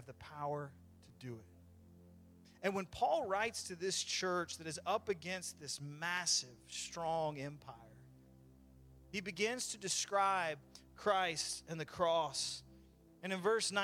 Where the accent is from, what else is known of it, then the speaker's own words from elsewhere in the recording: Florida, United States; I'm from Florida